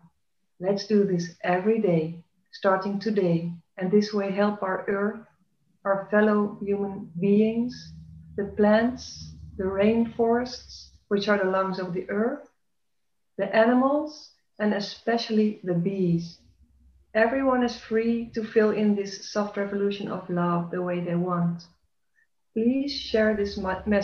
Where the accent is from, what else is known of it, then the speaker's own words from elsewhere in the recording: Netherlands; now in Belgium; I was born in the Netherlands, and I took on the Belgian nationality. I live in Belgium now